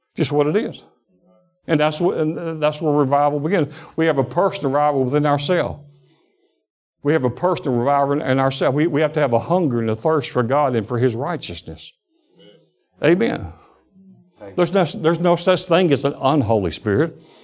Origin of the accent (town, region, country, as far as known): Alabama, United States; born or raised there; also born or lived in Detroit, Michigan